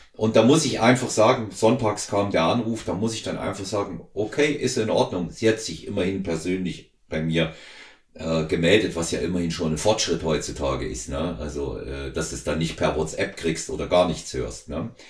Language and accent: German; home town not far from Weimar, Thuringia, Germany; moved away; in Weimar, nicht weit weg von unserem Heimatort